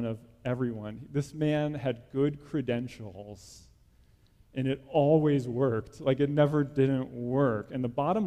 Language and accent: English; New Jersey, United States; I grew up in New Jersey, small town in New Jersey